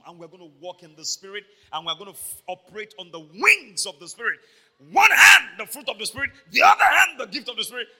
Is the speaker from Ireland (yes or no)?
no; Iboropa, Akoko, Ondo, Nigeria; I'm from Iburupa, Akoko in Ondo State, Nigeria.